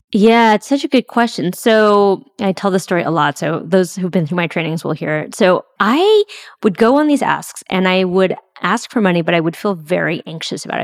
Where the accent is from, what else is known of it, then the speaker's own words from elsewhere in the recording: San Francisco, California, United States; first language English; I grew up in San Francisco